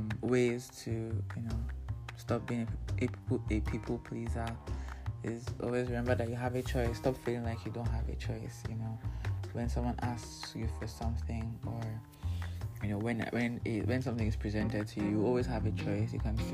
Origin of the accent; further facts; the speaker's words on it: Nigeria; Because, you know, part of, you know, being in Nigerian is being able to anticipate every need.